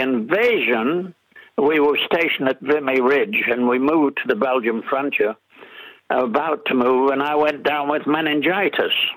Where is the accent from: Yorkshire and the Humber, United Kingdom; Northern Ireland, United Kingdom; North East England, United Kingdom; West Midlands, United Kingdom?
North East England, United Kingdom; Middlesbrough; accent: English; now in New Zealand; I was born in Middlesbrough in Yorkshire, which is a steel town and uh, my father was a steelworks manager there